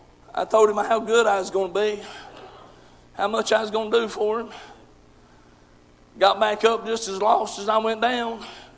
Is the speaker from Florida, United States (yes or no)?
no; Tennessee, United States; Some folks, when I talk, they think I'm from Southeast Kentucky. I'm right on the border, but I'm still across the border. I'm down there in Tennessee.